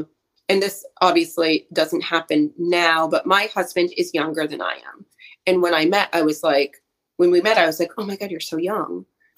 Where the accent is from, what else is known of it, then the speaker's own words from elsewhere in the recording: New Hampshire, United States; I'm from New Hampshire. Like, we're cold and brittle and terrible here.